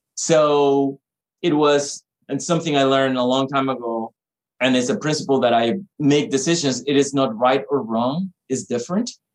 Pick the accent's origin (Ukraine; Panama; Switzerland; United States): Panama; moved away; me growing up in Panama